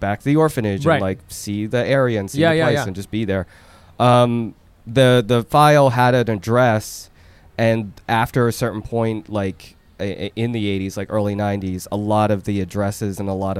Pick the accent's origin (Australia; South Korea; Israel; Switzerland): South Korea; Seoul; Okay, so I'm from South Korea, from Seoul.